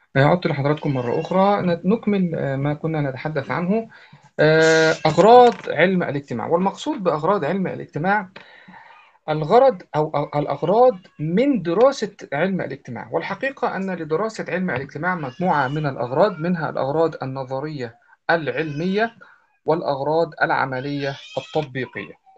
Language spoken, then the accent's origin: Arabic; Egypt; عندنا في مصر